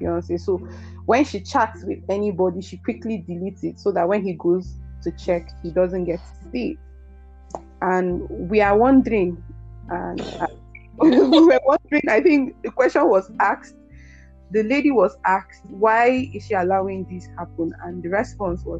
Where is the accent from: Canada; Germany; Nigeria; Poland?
Nigeria; We are Nigerians